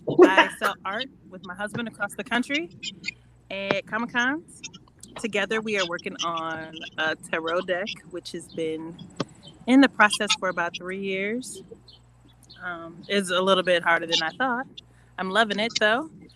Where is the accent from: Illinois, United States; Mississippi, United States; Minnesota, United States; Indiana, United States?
Indiana, United States; I'm from Indiana